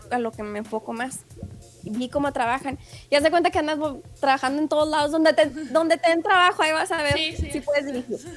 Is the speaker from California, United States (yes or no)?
no; El Paso, Texas, United States; born there; yo nací en, yo nací en El Paso